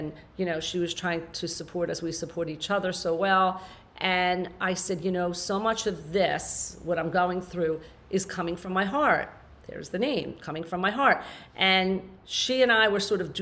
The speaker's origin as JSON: {"language": "English", "region": "New Jersey", "country": "United States", "tie": "born or raised there", "said": "I moved down to South Jersey, my hometown"}